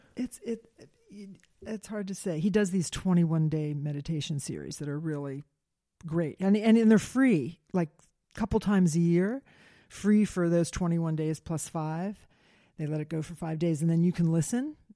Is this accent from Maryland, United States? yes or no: yes; Silver Spring, Maryland, United States; I grew up in Silver Spring, Maryland